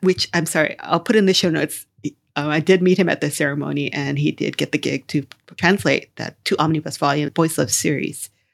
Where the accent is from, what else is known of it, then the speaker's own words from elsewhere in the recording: Hawaii, United States; I come from Hawaii